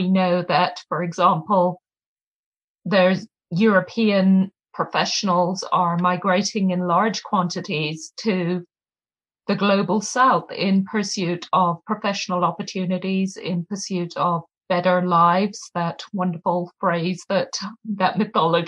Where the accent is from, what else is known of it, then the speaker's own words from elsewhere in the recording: Kenya; now in Massachusetts, United States; I'm a Kenyan writer and activist